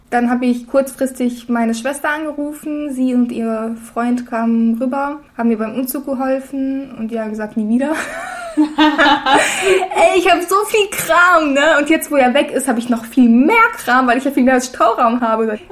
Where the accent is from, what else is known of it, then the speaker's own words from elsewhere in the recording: Russia; now in Berlin, Germany; ich wurde in Russland geboren